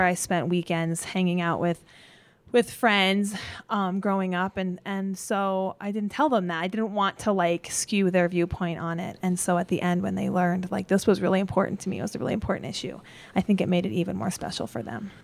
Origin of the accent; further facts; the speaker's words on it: Gypsum, Colorado, United States; also born or lived in Glenwood Springs, Colorado; I grew up in Eagle Gypsum, Sweetwater area